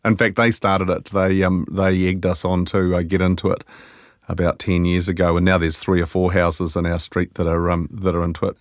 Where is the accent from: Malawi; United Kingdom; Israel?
United Kingdom; Scotland; now in New Zealand; I'm Scottish